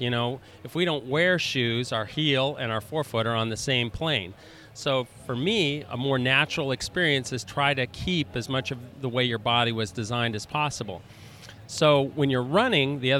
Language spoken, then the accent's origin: English; Golden, Colorado, United States; moved away as an adult; also born or lived in Tulsa, Oklahoma; now in Boston, United States; Originally, I'm from Colorado. Grew up in Golden, Colorado